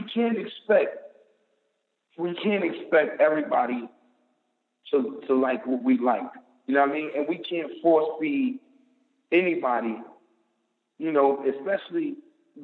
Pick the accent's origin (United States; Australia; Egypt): United States; New York City, New York; I'm from Harlem, New York